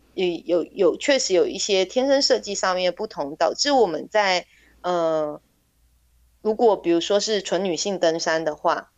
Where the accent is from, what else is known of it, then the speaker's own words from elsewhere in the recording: Taiwan; also born or lived in Meinong; 我是这里的孩子